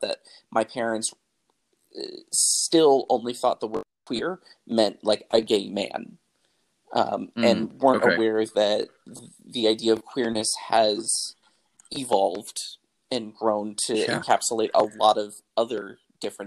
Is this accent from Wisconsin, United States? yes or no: yes; Milwaukee, Wisconsin, United States; now in St. Louis, United States; I was born and raised in Milwaukee, Wisconsin